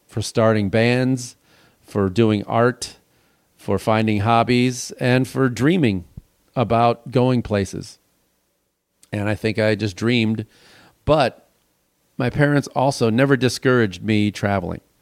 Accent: Illinois, United States; moved away; I grew up in Illinois

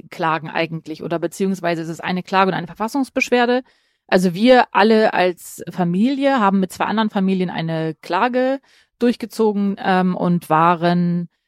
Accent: Dortmund, North Rhine-Westphalia, Germany; Einmal als Kind, ich komme aus dem Ruhrgebiet, aus Dortmund. Da kann ich mich erinnern, ähm, wir, ich komme aus sozusagen einem der östlichsten Vororte

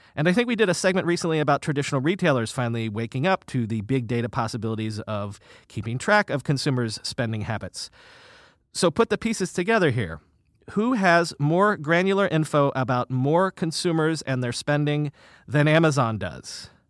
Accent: South Florida, United States; now in New York City, United States; I grew up in South Florida

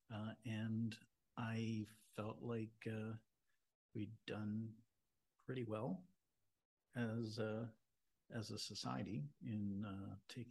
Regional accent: Toronto, Ontario, Canada; I'm from Toronto. I grew up in Toronto

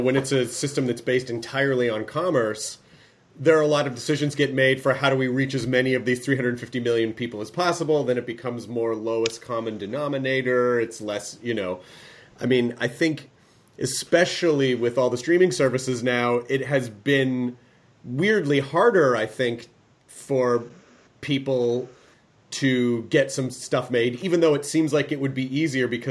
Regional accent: United States; as an American

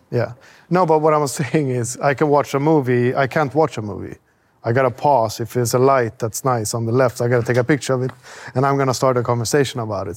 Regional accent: Sweden; growing up in Sweden, we never had anything there.

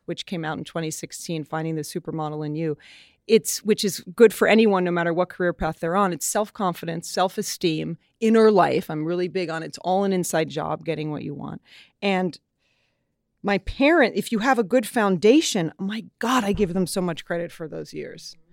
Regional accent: New York, United States; woman from New York

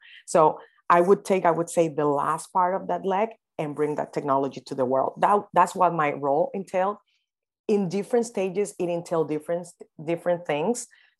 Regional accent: Dominican Republic; I am from the Dominican Republic.

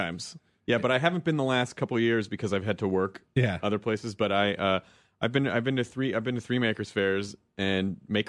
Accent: Tennessee, United States; where I grew up in Tennessee, we didn't use the word geek, we used the word nerd.

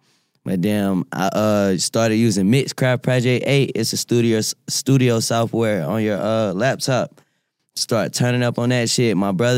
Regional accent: Winston-Salem, North Carolina, United States; Well, first and foremost, I'm from Winston-Salem, North Carolina.

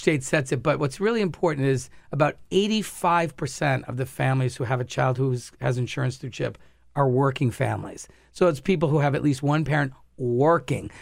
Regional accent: Rhode Island, United States; my home state of Rhode Island

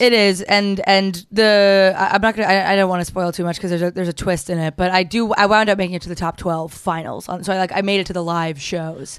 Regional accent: New Jersey, United States; I'm from New Jersey

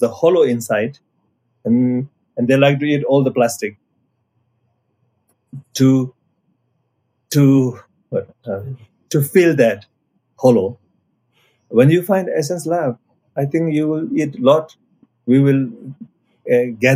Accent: Nepal; I'm coming from Nepal side

